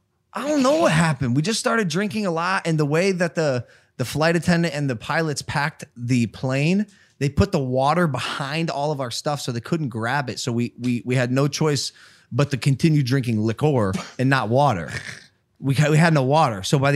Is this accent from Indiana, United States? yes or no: no; Tampa, Florida, United States; I'm from Tampa.